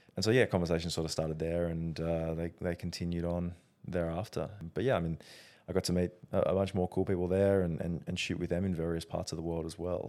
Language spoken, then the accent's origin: English; Australia; being Australian